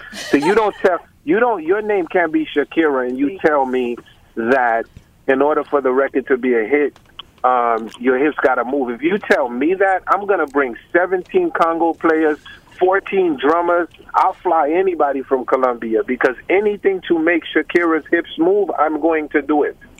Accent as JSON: {"language": "English", "country": "Haiti", "said": "I'm from Haiti, right next to Cuba, Santo Domingo, Puerto Rico"}